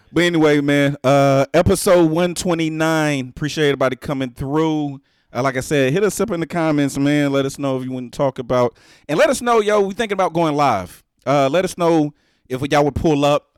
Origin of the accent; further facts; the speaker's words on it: Texas, United States; I'm from the South, Texas